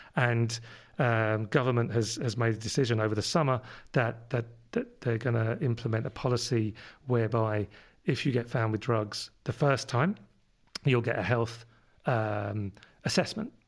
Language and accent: English; London, United Kingdom; accent: London; moved away; my London accent comes from living over in London when I was, where I was born.